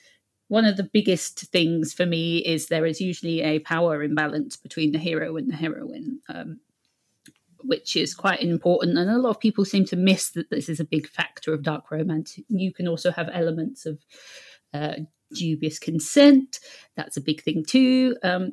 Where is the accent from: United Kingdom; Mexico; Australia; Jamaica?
United Kingdom; England; accent: British; moved away as an adult; now in Scotland, United Kingdom; I have a British accent. I'm actually from England, but I currently live in Scotland